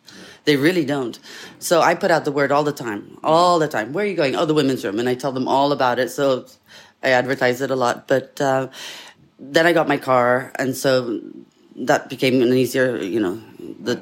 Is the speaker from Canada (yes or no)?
no; Italy; now in Pasadena, United States; I grew up in Italy, so I'm very feisty